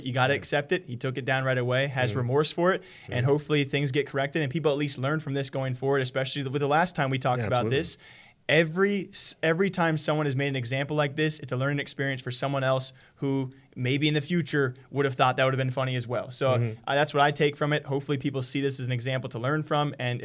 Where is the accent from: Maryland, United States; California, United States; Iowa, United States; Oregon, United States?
Iowa, United States; I'm from Iowa. It's a big wrestling state, Midwest